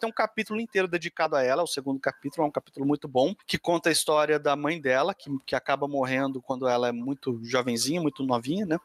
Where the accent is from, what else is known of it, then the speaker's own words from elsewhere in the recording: Brazil; aqui na minha terra, no Brasil